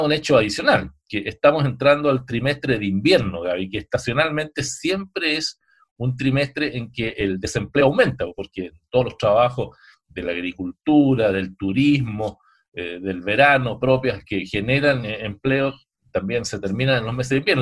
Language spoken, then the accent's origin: Spanish; Chile